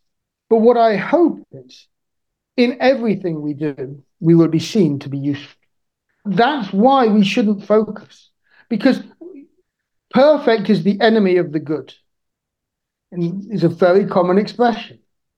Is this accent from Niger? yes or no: yes; Niger; I grew up in Niger, but this isn't about my time in Niger.